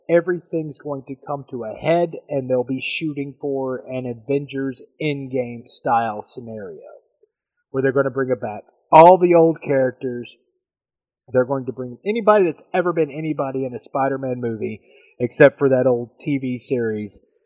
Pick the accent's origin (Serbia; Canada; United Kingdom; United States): United States; I'm American